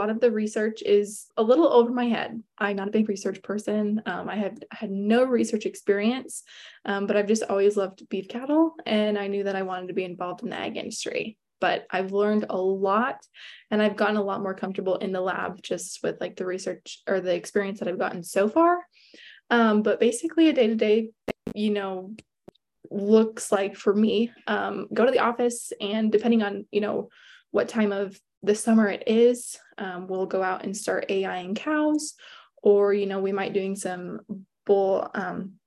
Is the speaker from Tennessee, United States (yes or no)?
no; Cascade, Iowa, United States; I am originally from Eastern Iowa. Cascade is my hometown. And I grew up on a diversified livestock and crop farm